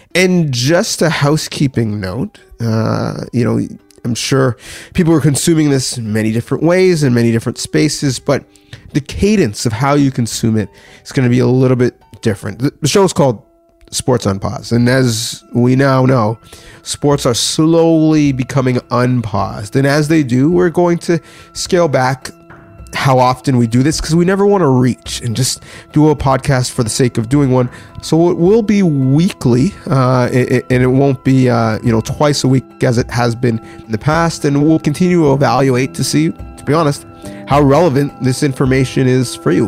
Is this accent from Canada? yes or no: yes; Canada; I, am speaking, you know, as a Canadian specifically